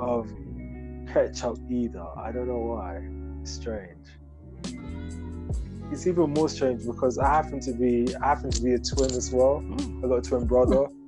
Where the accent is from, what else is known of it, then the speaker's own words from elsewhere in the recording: Ghana; moved away; I'm originally from Ghana, West Africa.